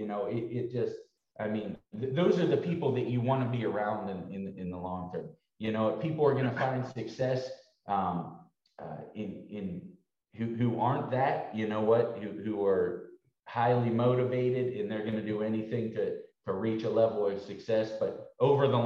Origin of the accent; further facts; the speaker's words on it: Pittsburgh area, Pennsylvania, United States; also born or lived in Green Bay, Wisconsin; now in Dallas, United States; my hometown team growing up.